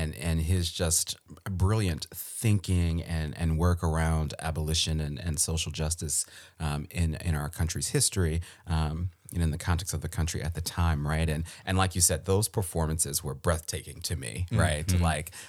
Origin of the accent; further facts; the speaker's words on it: Maryland, United States; I think I know a little bit because I'm from Maryland, right? And so in my Maryland public school education